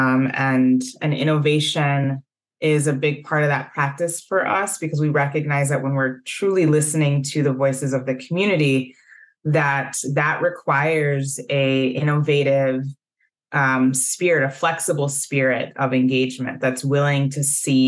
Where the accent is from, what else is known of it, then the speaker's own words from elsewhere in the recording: Evanston, Illinois, United States; moved away as an adult; now in Minnesota, United States; I was born in Evanston, Illinois, so I'm not a native of Minnesota. But I came to Minnesota by way of Carleton College, where I went to undergrad